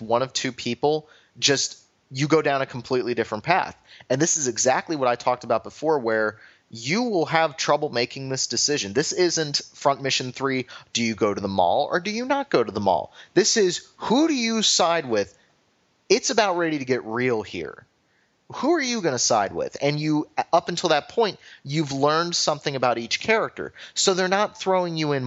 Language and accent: English; United States; as an American